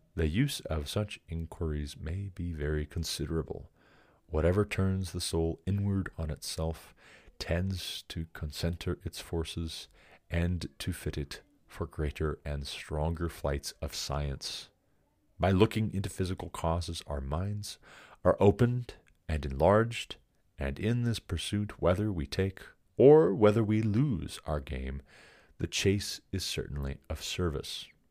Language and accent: English; United States; I'm an American